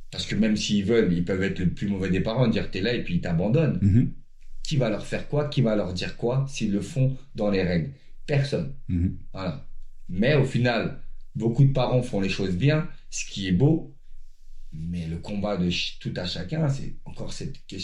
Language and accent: French; Chantraine, Grand Est, France; savaient que je venais de Chantraine donc